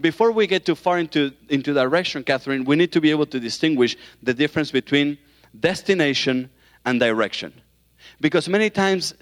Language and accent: English; Argentina; accent: southern accent; moved away; that's where I'm from Argentina